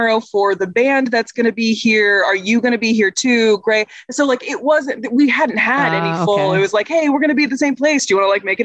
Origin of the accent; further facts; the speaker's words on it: Indiana, United States; moved away as an adult; also born or lived in Chicago; I grew up in Indiana